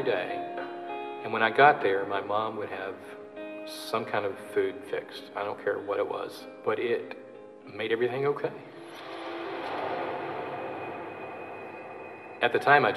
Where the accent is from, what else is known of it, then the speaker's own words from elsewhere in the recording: Louisville, Kentucky, United States; I'm originally from Louisville, Kentucky, born and raised there